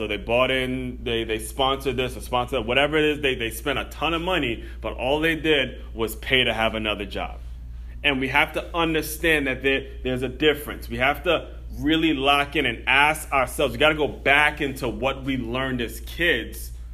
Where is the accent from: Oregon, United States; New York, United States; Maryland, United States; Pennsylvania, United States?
Maryland, United States; I grew up in Maryland